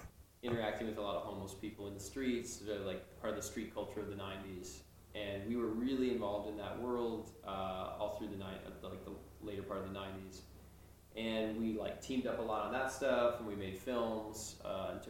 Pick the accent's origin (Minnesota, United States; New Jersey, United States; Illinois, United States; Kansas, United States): Minnesota, United States; we're both from Minnesota, grew up in Minnesota.